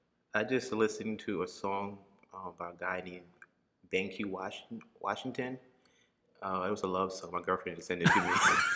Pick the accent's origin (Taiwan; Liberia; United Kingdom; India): Liberia; moved away; originally I'm from West Africa, Liberia.